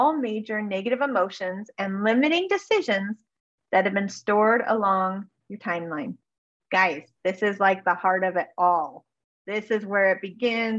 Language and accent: English; Northern California, United States; also born or lived in Alaska; I grew up in Northern California a little bit.